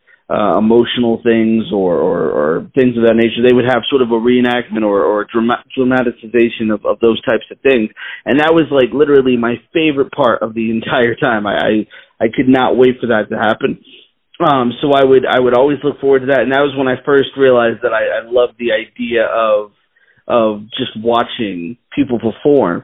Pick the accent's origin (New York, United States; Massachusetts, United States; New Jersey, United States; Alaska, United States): Massachusetts, United States; Boston; I grew up in Boston, Massachusetts, was pretty much there most of my life.